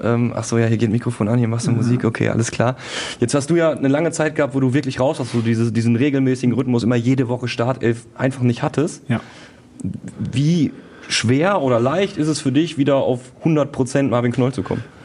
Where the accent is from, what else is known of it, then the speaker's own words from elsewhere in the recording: Duisburg, North Rhine-Westphalia, Germany; kleinen Duisburger Jung